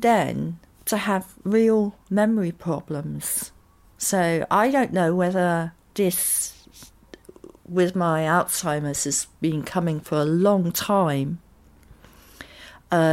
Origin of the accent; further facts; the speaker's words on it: Totton, South East England, United Kingdom; I grew up in Totten, near the New Forest